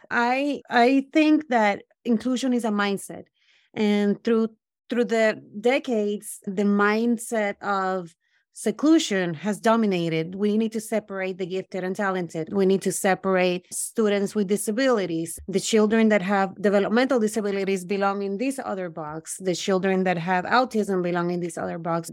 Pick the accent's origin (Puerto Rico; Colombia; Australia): Puerto Rico; moved away as an adult; also born or lived in Brooklyn; now in United States; I grew up in Puerto Rico